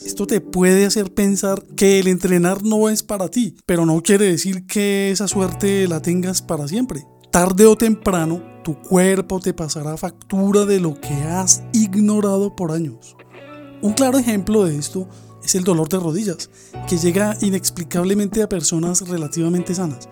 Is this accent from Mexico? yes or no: no; Colombia; moved away; mi país, Colombia